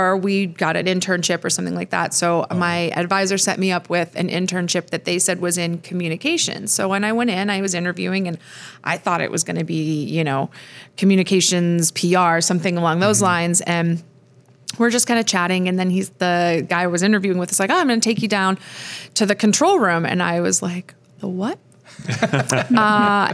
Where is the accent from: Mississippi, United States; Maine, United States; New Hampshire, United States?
Maine, United States; moved away; also born or lived in Colorado; I grew up on the East Coast, grew up in Maine, always wanted to get back to the East Coast